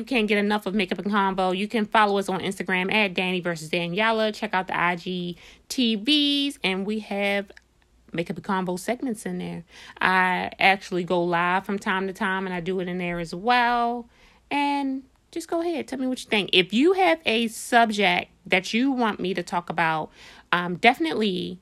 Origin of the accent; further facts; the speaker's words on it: Baltimore, Maryland, United States; we're from Baltimore, we're straight fresh out of Baltimore